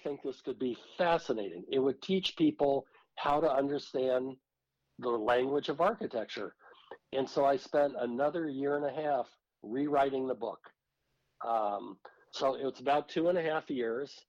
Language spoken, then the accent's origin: English; Silicon Valley, California, United States; I was raised in Silicon Valley in California